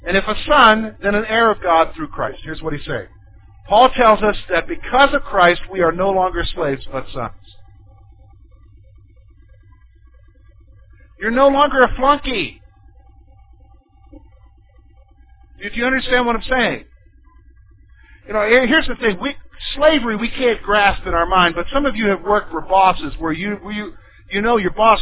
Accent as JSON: {"language": "English", "region": "the South", "country": "United States", "tie": "born or raised there", "said": "I grew up in the South"}